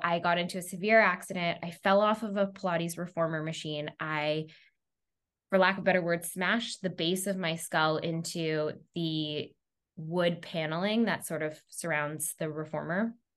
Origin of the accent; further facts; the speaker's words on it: Montreal, Quebec, Canada; also born or lived in New York; I'm originally from Montreal, Canada